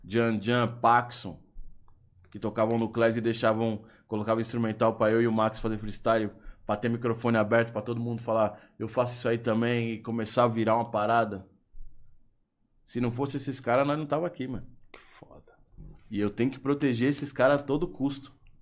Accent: Brazil; sou do Brasil

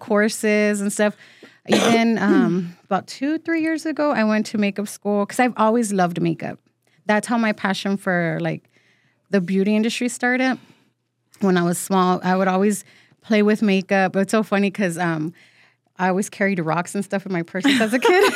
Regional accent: San Antonio, Texas, United States; first language Spanish; English is a second language; also born or lived in Mexico; born and raised

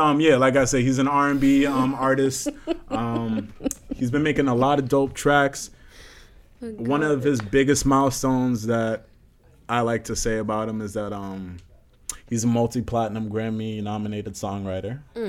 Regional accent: Malden, Massachusetts, United States; my home town of Malden.

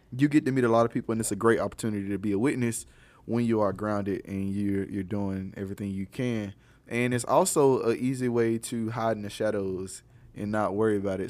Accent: Alabama, United States; I'm from Alabama

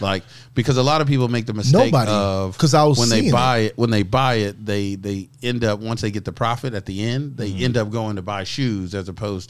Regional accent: New York, United States; I'm from New York.

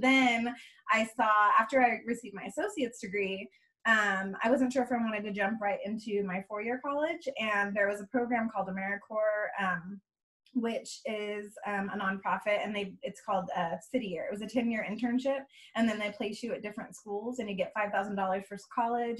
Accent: Bay Area, California, United States; moved away as an adult; now in Texas, United States; I am originally from California, um, from the Bay Area. Um, I moved out here about gosh, eight years ago

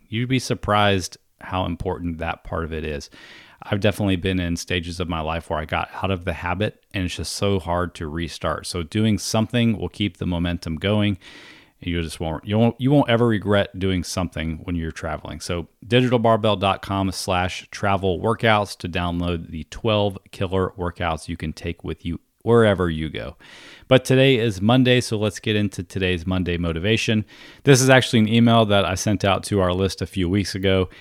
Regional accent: East Coast of Florida, United States; I was a teenage kid growing up on the East Coast of Florida

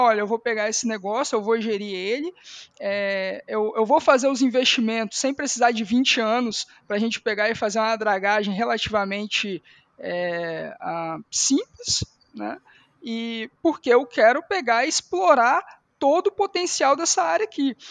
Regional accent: Espírito Santo, Brazil; como capixaba

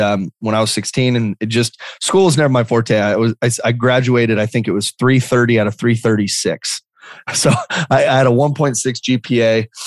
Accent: Lake Havasu City, Arizona, United States; also born or lived in Phoenix, Arizona; I moved to a small town when I was three um, called Lake Havasu City, Arizona. And so Lake Havasu City is this small little town of 50. Well, now it's got about 55,000 people uh, right on the Colorado River. Um, but the Colorado River kind of gets wide and it, it, looks like a lake. And so, um, just this this small town that I grew up

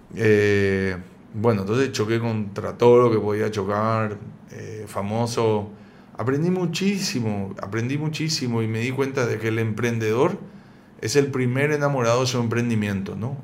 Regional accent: Paraguay; also born or lived in San Isidro, Buenos Aires, Argentina; yo soy argentino, pero vivo acá en Paraguay desde que tengo cuatro años

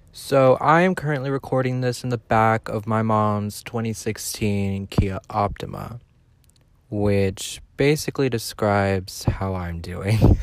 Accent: Southern California, United States; I'm from Southern California

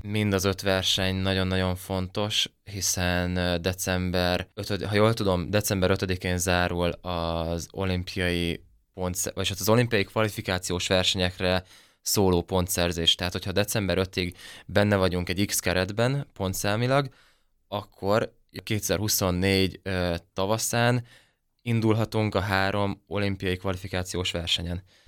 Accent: Nyíregyháza, Szabolcs-Szatmár-Bereg, Hungary; extrém sportboltjuk volt itt Nyíregyházan a szüleimnek

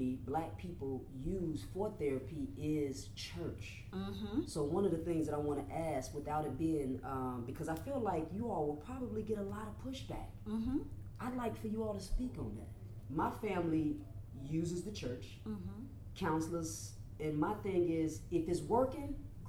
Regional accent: Chicago, Illinois, United States; also born or lived in the South (US); I'm from Chicago, but I spent a lot of time down south.

